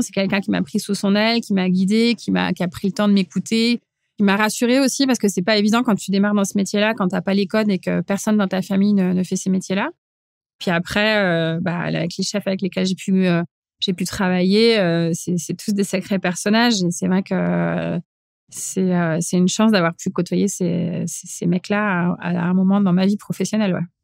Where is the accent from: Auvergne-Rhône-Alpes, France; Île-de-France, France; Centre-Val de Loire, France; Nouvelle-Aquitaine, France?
Île-de-France, France; area around Supélec, INRA and Polytechnique; là où j'ai grandi, en fait, c'est t'es, hyper formaté, tu grandis entre euh, Supélec, l'INRA, Polytechnique